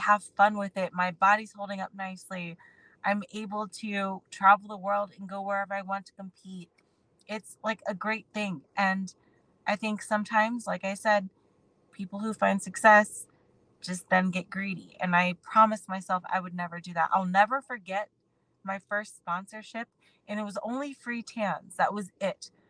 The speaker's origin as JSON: {"language": "English", "town": "Akron", "region": "Ohio", "country": "United States", "said": "I'm a girl from Akron, Ohio"}